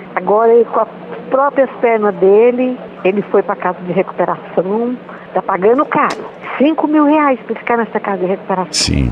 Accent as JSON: {"language": "Portuguese", "town": "Araguaína", "region": "Tocantins", "country": "Brazil", "said": "sou de Araguaína"}